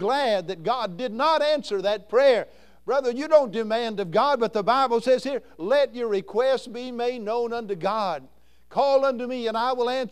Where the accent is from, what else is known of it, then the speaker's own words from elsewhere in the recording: Kentucky, United States; I'm from Kentucky